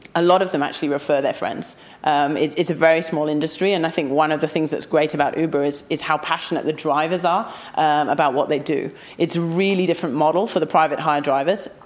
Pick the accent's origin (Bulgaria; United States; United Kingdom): United Kingdom; London; I'm, I'm a Londoner.